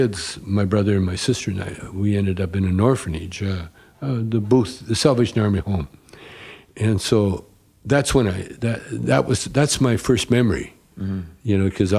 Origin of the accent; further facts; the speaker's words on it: Calgary, Alberta, Canada; moved away; also born or lived in Edmonton / Vancouver; Calgary originally, or Edmonton. I was born in Edmonton.